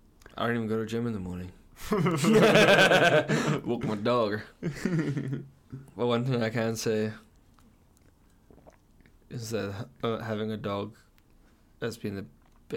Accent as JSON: {"language": "English", "country": "South Africa", "moved": "yes", "lives_now": "Canada"}